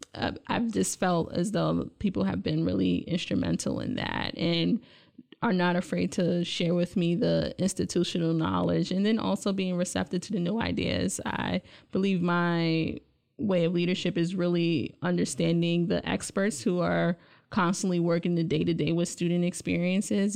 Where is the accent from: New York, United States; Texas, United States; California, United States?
New York, United States; New York City; moved away as an adult; also born or lived in Buffalo, New York / Indiana; now in Lansing, United States; I grew up in Brooklyn, New York